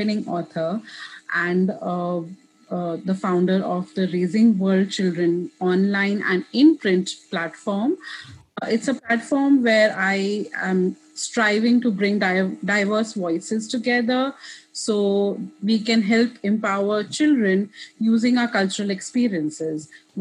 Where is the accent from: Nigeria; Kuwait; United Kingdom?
Kuwait; first language English; also born or lived in India; now in Richmond, United States; I'm Indian. I was raised in Kuwait